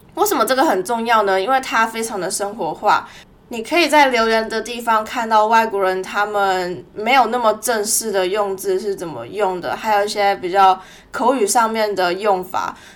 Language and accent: Chinese; Taiwan; moved away as an adult; now in Melbourne, Australia; 我从小在台湾出生长大，十八岁的时候飞来墨尔本念大学